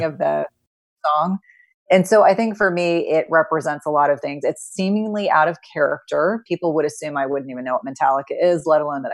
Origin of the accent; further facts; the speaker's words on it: New Jersey, United States; I grew up in New Jersey in the 1980s and 1990s